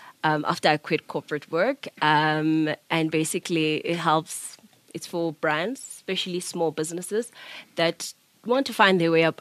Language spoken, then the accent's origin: English; Mdantsane, Eastern Cape, South Africa; I'm from the Eastern Cape.